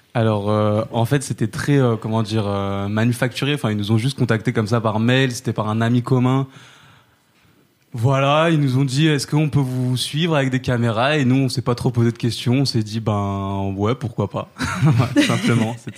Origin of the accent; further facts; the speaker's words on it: Saint-Denis, Île-de-France, France; j'ai grandi euh, j'ai grandi à Saint-Denis